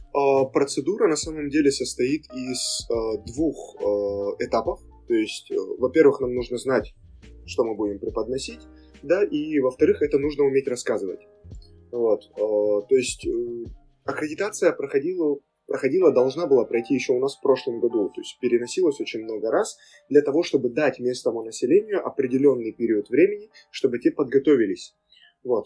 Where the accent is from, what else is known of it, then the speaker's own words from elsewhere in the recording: Makhachkala, Dagestan, Russia; Родился и вырос в Махачкале